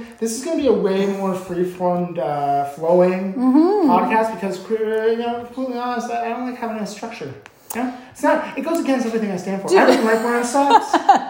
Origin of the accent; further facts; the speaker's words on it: Canada; because we're Canadian.